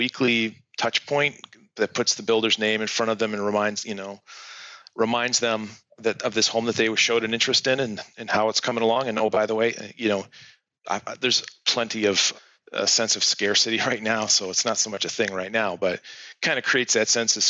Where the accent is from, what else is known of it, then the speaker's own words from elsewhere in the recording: Michigan, United States; my hometown here in Michigan